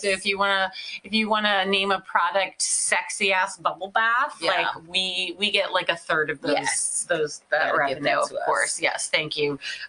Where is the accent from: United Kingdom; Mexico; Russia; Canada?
United Kingdom; I'm British, so they'll listen to what I say.